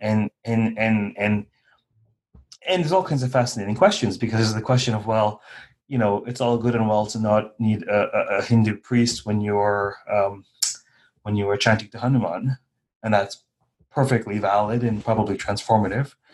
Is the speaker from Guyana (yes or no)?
yes; Guyana; I was born in Guyana. My ancestors were from North India